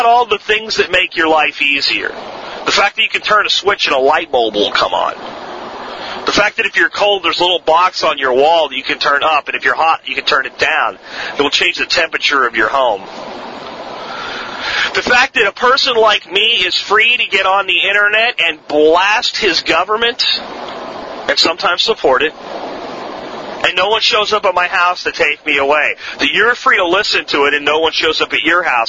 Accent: Florida, United States; born or raised there; accent: Florida accent; also born or lived in Pennsylvania

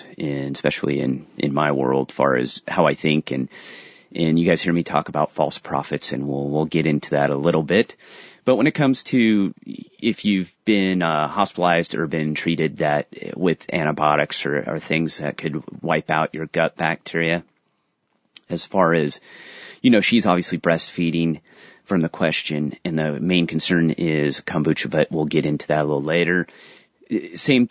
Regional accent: San Diego, California, United States; I'm from San Diego

